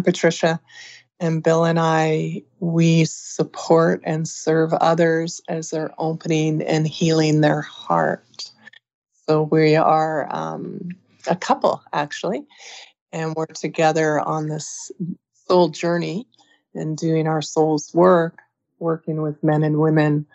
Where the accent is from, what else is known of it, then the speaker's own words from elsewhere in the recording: Vancouver, British Columbia, Canada; I grew up in Vancouver, Canada